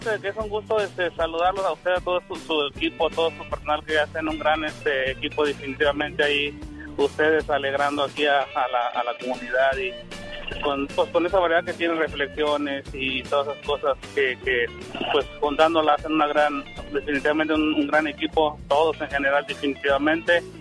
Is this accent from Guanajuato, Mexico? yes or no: yes; Irapuato, Guanajuato, Mexico; now in United States; De, así que somos de allá de Irapuato, Guanajuato, pero pues ya fue un buen, pues, la mitad de la vida allá que en, el sur de California.